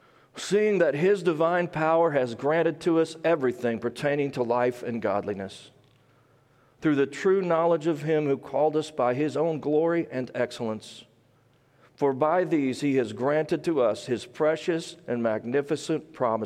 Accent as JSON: {"language": "English", "region": "Midwest", "country": "United States", "said": "Some people say I have a southern accent, which is funny to me since I'm actually from the Midwest."}